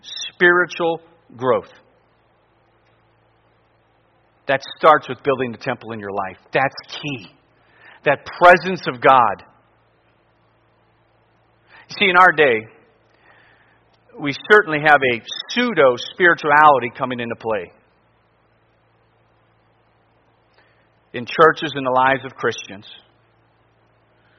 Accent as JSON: {"language": "English", "area": "near Lodi", "region": "Ohio", "country": "United States", "tie": "born or raised there", "said": "I was in a church not far from my hometown preaching on a Sunday morning. It was in Lodi, Ohio"}